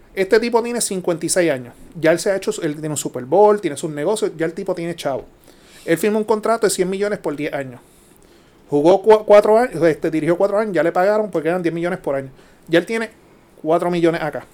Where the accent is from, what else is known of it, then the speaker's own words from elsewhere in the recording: Puerto Rico; como típico boricua